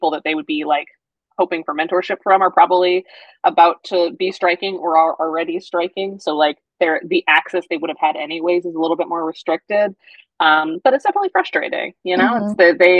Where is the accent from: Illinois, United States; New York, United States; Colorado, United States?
Colorado, United States; moved away; my hometown of Colorado, and my hairdresser, who I've seen since I was 5